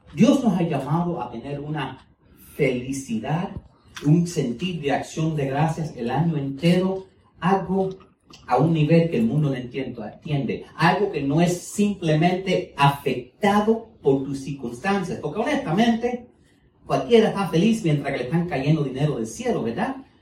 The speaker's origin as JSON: {"language": "Spanish", "country": "United States", "second_language": "Spanish", "said": "el español mío no es el mejor, yo soy americano, ¿ok? Y entonces eh, pero mis padres son cubanos, entonces tuve que aprender español"}